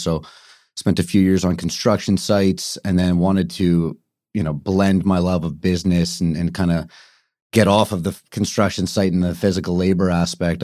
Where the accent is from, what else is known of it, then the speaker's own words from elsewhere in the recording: Vancouver, British Columbia, Canada; moved away as an adult; now in Toronto, Canada; born and raised in Kitsilano, and then lived, uh, lived on the North Shore until about twelve years old